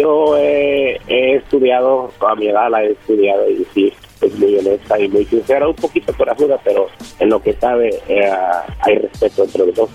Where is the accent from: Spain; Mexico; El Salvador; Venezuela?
El Salvador; soy salvadoreño.